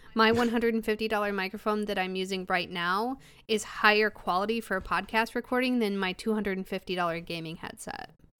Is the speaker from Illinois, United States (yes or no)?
yes; Illinois, United States; I'm from Illinois